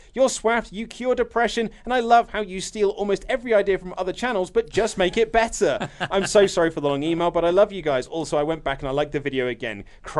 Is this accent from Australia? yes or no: yes; Australia; I'm from Australia, mate.